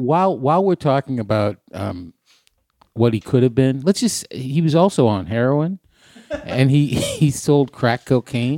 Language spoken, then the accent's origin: English; Hampton Beach, New Hampshire, United States; Hampton Beach, where I grew up